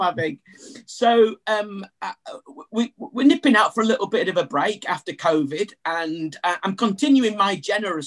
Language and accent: English; Yorkshire and the Humber, United Kingdom; I'm a Yorkshireman